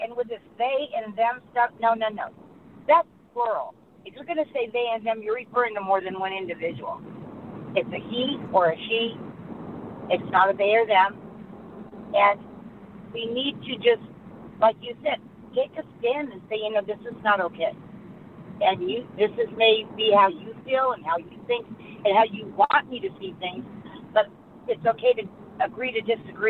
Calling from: Lodi, California, United States; and right now I'm in Lodi.

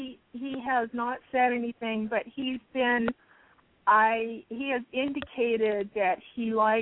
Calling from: Tucson, Arizona, United States; I'm calling from Tucson.

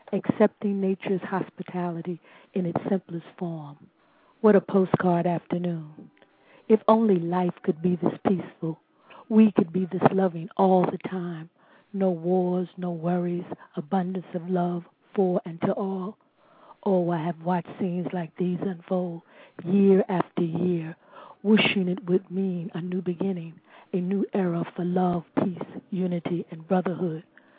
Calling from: Ardmore, Pennsylvania, United States; I'm calling from Pennsylvania, Ardmore, Pennsylvania.

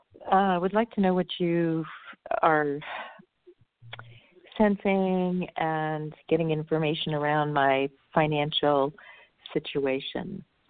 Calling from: California, United States

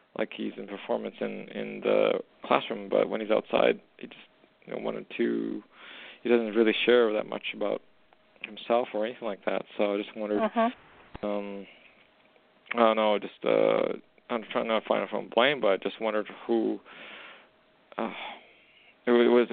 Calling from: Alberta, Canada; I'm actually calling from Western Canada

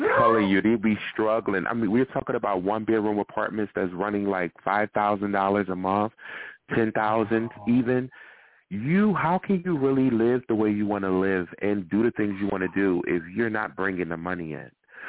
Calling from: New York, United States; I'm actually calling from New York right now, but I used to live in L.A.

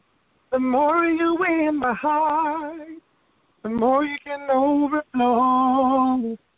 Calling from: Wilmington, Delaware, United States; calling from Wilmington, Delaware.

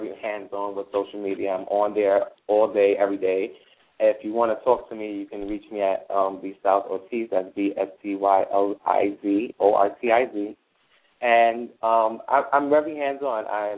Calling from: Brooklyn, New York, United States; Yeah, I am calling from Brooklyn.

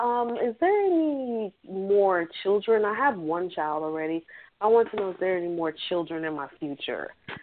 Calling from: Florida, United States; I'm calling from Florida.

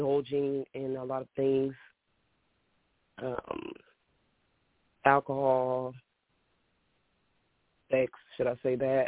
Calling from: Illinois, United States; I'm calling from Illinois

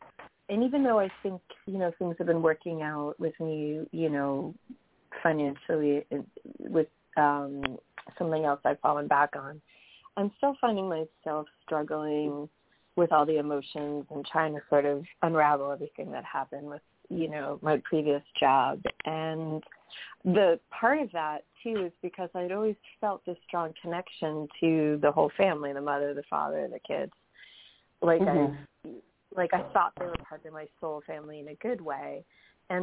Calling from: New York, United States; from New York.

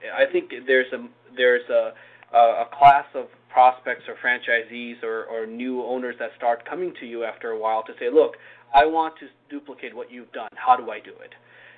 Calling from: Wallingford, Connecticut, United States; I'm at our headquarters in Wallingford, Connecticut.

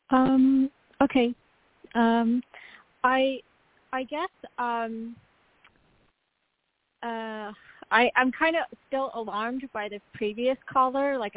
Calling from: North Carolina, United States; from North Carolina.

